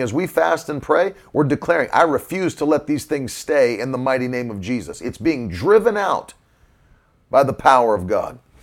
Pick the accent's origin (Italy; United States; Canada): United States; I grew up in West Virginia, Virginia.